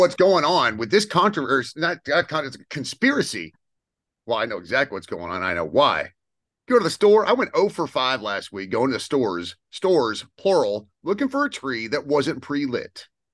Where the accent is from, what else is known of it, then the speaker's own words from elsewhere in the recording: United States; as an American sports fan